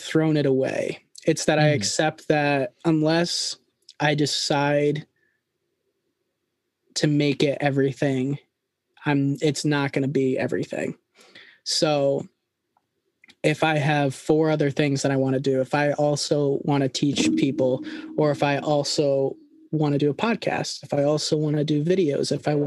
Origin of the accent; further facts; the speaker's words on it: a smaller town outside Schenectady, New York, United States; I grew up right at a smaller town right outside of Schenectady, New York